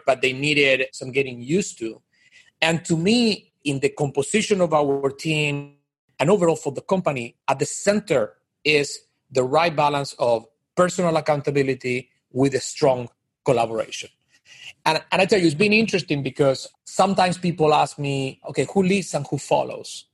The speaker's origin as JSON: {"language": "English", "country": "Argentina", "also_born_or_lived": "Miami", "moved": "as an adult", "lives_now": "New York, United States", "said": "I'm from Argentina originally"}